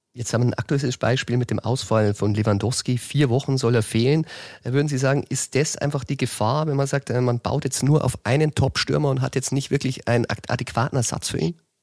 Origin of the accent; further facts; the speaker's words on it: Chiemgau, Bavaria, Germany; wie er durch meine Heimat radelt